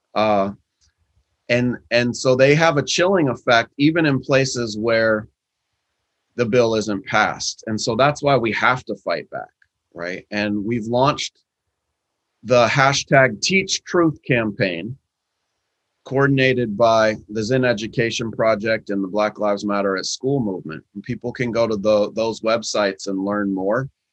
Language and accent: English; Seattle, Washington, United States; in Seattle in my hometown